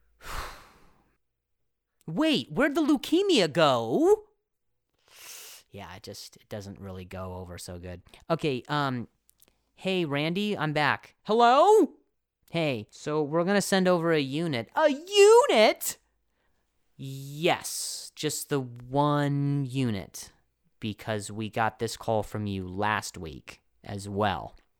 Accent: Indiana, United States; moved away; also born or lived in Las Vegas, Nevada; I grew up half in Indiana

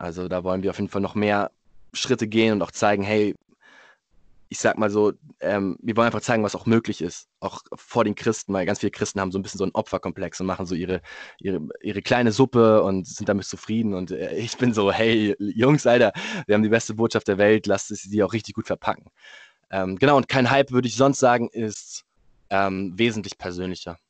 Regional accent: Munich, Bavaria, Germany; ich bin Münchner

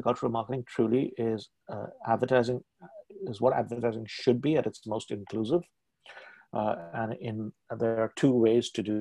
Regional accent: Mumbai, Maharashtra, India; moved away as an adult; also born or lived in Hong Kong; now in Toronto, Canada; I was born in Bombay, now called Mumbai, and I live was educated there, began my career in advertising there

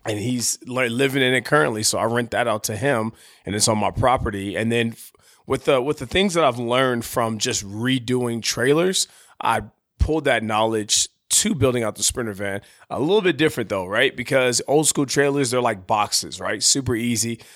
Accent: San Diego, California, United States; moved away; I call my hometown, San Diego

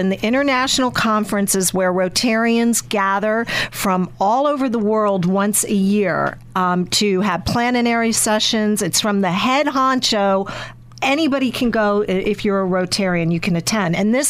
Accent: Louisiana, United States; moved away; a state that I'm from my home state in Louisiana

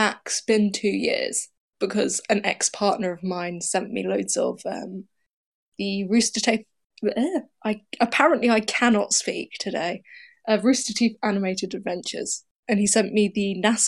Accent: United Kingdom; I'm 22, I'm British

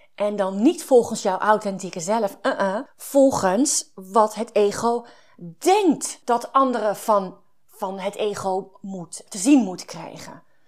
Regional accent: Overijssel, Netherlands; Ik kom uit Overijssel

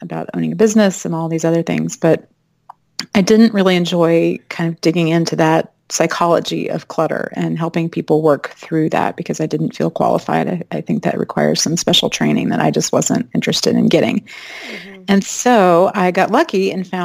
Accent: Arlington, Texas, United States; moved away as an adult; also born or lived in Fort Worth, Texas / California; now in Austin, United States; I'm from Arlington, Dallas-Fort Worth area

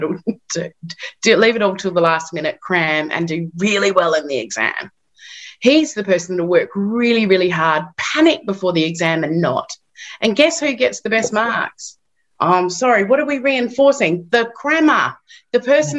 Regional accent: Perth, Western Australia, Australia; moved away as an adult; also born or lived in London, United Kingdom; now in United Kingdom; I come from Perth, Western Australia originally, and I came to London.

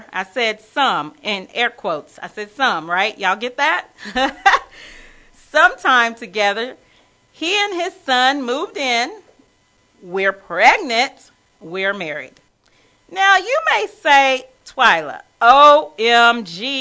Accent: Wichita Falls, Texas, United States; moved away as an adult; now in Dallas, United States; I had moved to Dallas from my small hometown. Well, I wouldn't say small. People say it's small. I'm from Wichita Falls, Texas, y'all. And so I am a native Texan

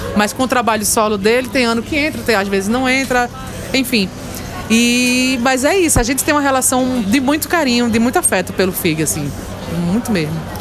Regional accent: Carpina, Pernambuco, Brazil; eu sou de Carpina.

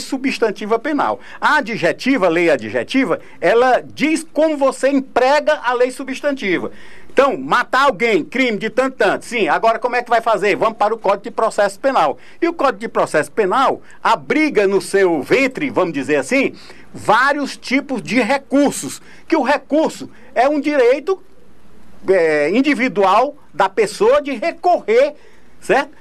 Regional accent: Ceará, Brazil; now in Piauí, Brazil; eu sou cearense porque nasci lá

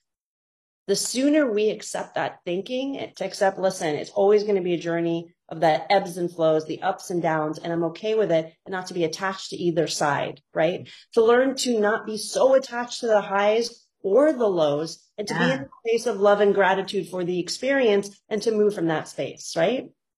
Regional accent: Saudi Arabia; moved away as an adult; now in United States; it helps that I grew up in Saudi Arabia and I can identify very specifically with that thinking, right?

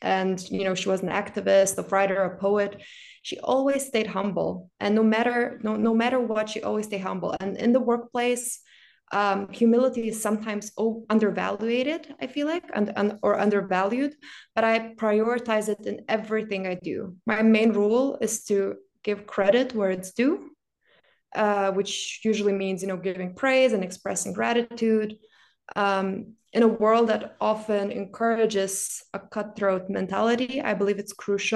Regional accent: Lithuania; moved away as an adult; also born or lived in Milan, Italy; now in Berlin, Germany; I was born and raised in Lithuania, but I've spent the majority of my adult life working and living in Milan, Italy.

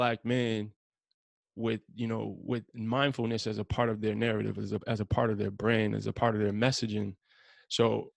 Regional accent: New York City, New York, United States; I'm from Brownsville, Brooklyn. I came up in a very, if you're familiar with Brownsville, it's like Iraq, bro. Like, especially when I was coming up there in the 90s

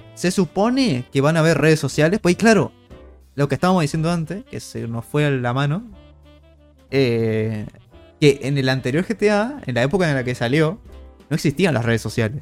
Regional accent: Argentina; somos argentinos

